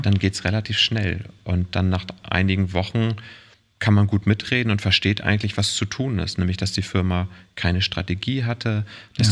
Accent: Walsrode, Lower Saxony, Germany; also born or lived in Oldenburg; geboren in Walsrode, was irgendwie zwischen ja. Bremen, Hannover und Hamburg ist. Ja. Eine klassische Kleinstadt, 20.000 Einwohner, dörfliche Strukturen und so bin ich groß geworden

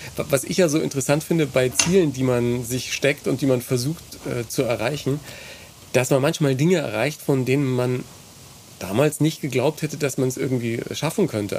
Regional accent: Ebern, Bavaria, Germany; bei uns in Ebern am Gymnasium

